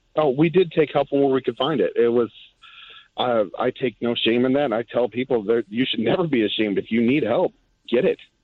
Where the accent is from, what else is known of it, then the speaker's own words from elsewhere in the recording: Detroit, Michigan, United States; moved away as an adult; now in Lancaster, United States; my wife and I, we're, we're both from Southwest Detroit